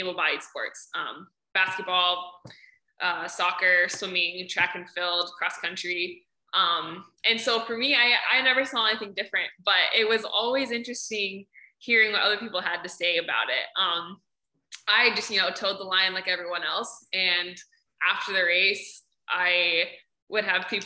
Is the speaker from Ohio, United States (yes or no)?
yes; Ohio, United States; I'm from Ohio